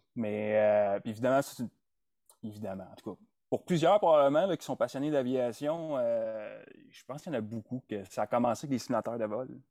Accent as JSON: {"language": "French", "town": "Sherbrooke", "region": "Quebec", "country": "Canada", "tie": "born or raised there", "also_born_or_lived": "Montreal / Nunavut / Ontario / Kingston", "moved": "as an adult", "lives_now": "Edmonton, Canada", "said": "J'ai grandi dans la région des Cantons de l'Est"}